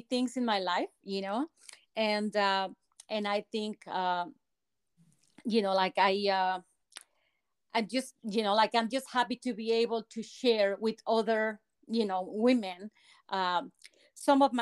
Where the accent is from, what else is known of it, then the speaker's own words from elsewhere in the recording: Mexico; English is a second language; moved away as an adult; also born or lived in Guadalajara, Mexico; now in United States; I grew up in Mexico